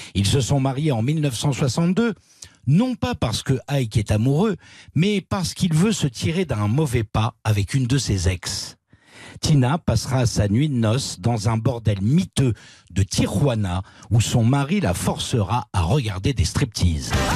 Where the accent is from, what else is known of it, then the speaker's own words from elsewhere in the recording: France; chez nous en France